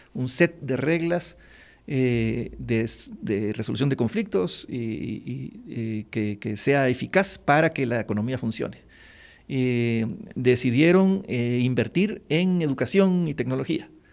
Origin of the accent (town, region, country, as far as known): Guatemala